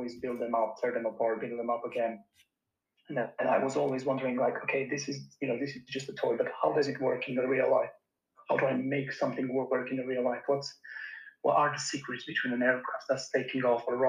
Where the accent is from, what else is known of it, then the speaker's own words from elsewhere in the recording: Romania; moved away as an adult; now in United Kingdom; I grew up in Romania